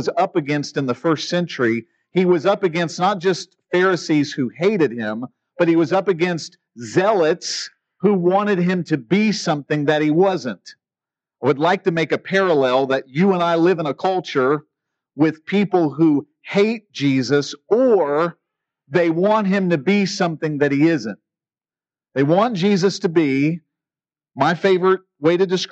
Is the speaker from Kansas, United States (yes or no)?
no; West Virginia, United States; growing up in West Virginia